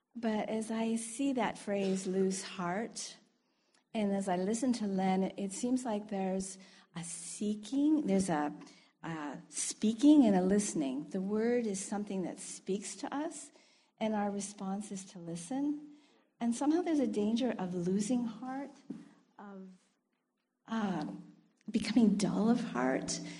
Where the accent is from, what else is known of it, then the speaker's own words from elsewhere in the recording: United States; moved away; I'm American